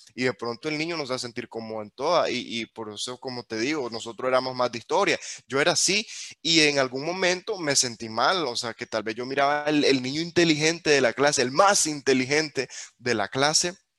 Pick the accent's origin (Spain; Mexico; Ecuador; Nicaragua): Nicaragua; nosotros como nicaragüenses crecimos sin tantas oportunidades